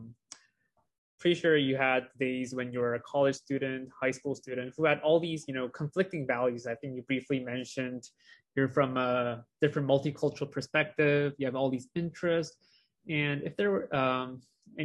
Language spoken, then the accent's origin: English; South Korea; moved away as an adult; I'm from Korea, so I was grown up till age of 18